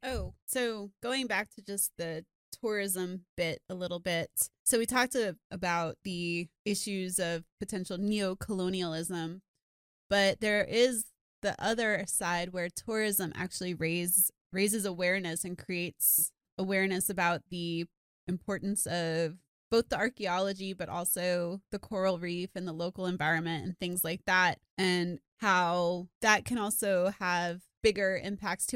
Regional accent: South Florida, United States; I grew up in South Florida and I grew up snorkeling

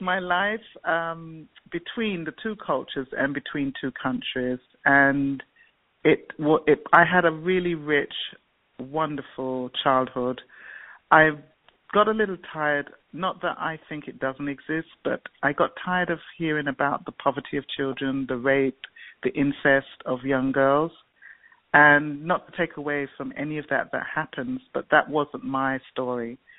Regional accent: London, United Kingdom; moved away as an adult; also born or lived in Jamaica; now in United States; I grew up in England. I went to England when I was three

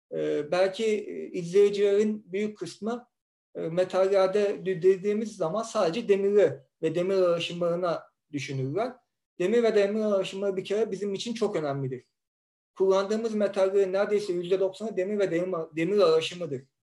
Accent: Istanbul, Turkey; ben zaten ben İstanbulluyum, İstanbul'daydım

